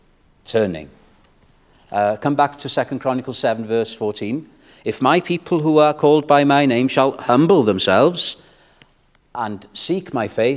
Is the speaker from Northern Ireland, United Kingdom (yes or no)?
no; Wales, United Kingdom; I'm a Welshman